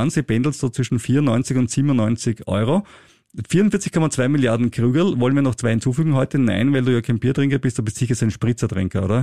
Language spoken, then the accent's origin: German; Austria; bei großen Börsengängen bin ich als Österreicher immer viel zu spät dran